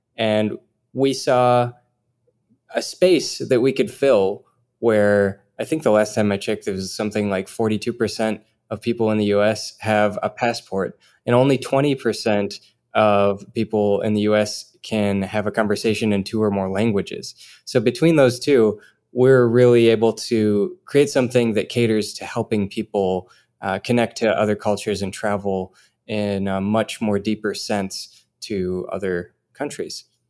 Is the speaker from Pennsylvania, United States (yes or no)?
no; Minnesota, United States; I'm originally from Minnesota